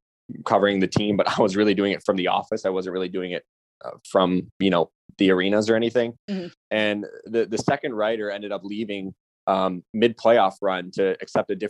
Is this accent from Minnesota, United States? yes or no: no; Chicago, Illinois, United States; I grew up in Chicago